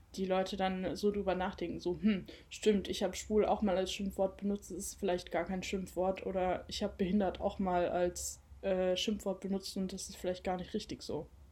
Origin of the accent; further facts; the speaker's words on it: Cologne, North Rhine-Westphalia, Germany; moved away as an adult; now in Mainz, Germany; ich bin gebürtige Kölnerin.